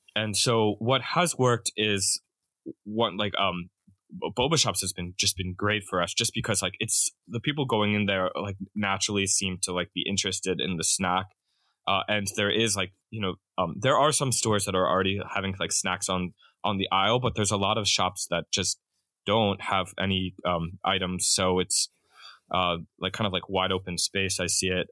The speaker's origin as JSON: {"language": "English", "region": "Pennsylvania", "country": "United States", "also_born_or_lived": "Japan", "moved": "as an adult", "said": "I'm from Pennsylvania originally"}